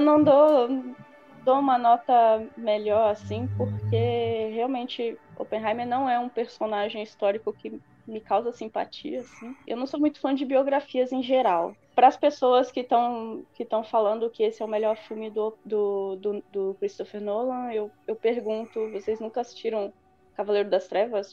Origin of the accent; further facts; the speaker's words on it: São Mateus, Espírito Santo, Brazil; accent: a bit Bahian, a bit Mineiro; moved away as an adult; Eu sou do Espírito Santo, sou de uma cidade chamada São Mateus, no norte do Espírito Santo, um pouco próximo da Bahia